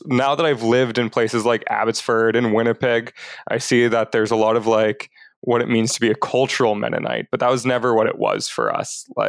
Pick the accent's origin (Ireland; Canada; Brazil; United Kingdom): Brazil; born there; And so I was born in Brazil because my parents were like serving overseas with what was then called MBMSI.